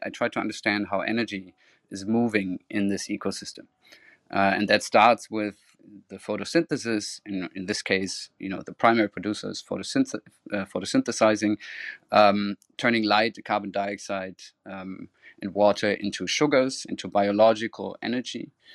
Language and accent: English; Cologne, North Rhine-Westphalia, Germany; moved away as an adult; also born or lived in Florida, United States / Amsterdam, Netherlands; my hometown Cologne